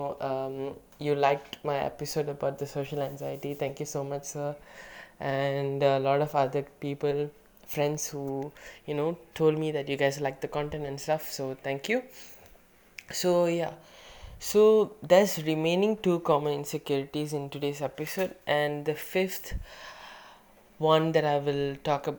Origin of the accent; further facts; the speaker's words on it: Malaysia; being a Malaysian Indian kid